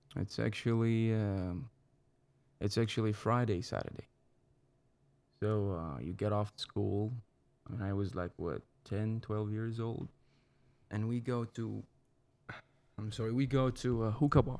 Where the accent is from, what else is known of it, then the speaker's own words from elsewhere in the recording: Baghdad, Baghdad Governorate, Iraq; English is a second language; moved away as an adult; also born or lived in Fort Worth, Texas; now in United States; I'm from the center of Iraq. It's the capital, Baghdad. I was born in nineteen eighty-three